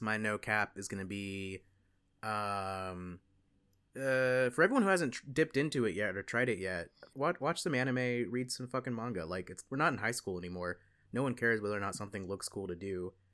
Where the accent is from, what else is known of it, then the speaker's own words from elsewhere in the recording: the South, United States; I'm a Southerner